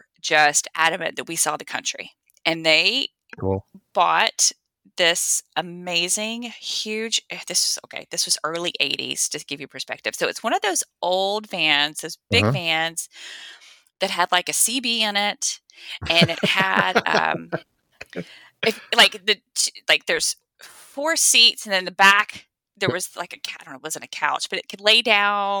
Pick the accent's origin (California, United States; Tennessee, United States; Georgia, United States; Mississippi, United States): Tennessee, United States; I grew up in Tennessee.